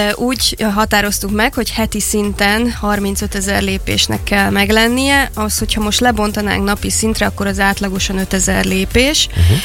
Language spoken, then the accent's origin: Hungarian; Szeged, Csongrád-Csanád, Hungary; a szülővárosom felé fordultam